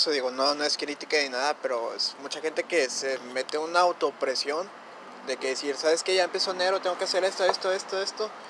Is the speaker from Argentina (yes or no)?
no; northern border, Mexico; Aquí en Frontera somos más de Santa Claus y más gabacho